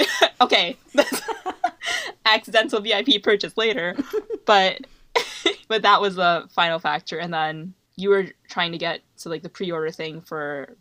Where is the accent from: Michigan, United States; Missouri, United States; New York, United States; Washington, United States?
Michigan, United States; which is our state. We're from Michigan.